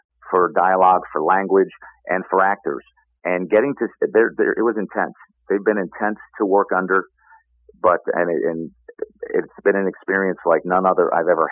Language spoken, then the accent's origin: English; New York, United States; now in Chicago, United States; I'm a New Yorker